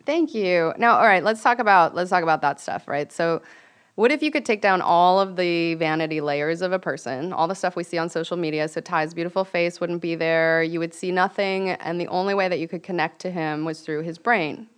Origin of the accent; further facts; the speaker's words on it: Venice, California, United States; I'm from Venice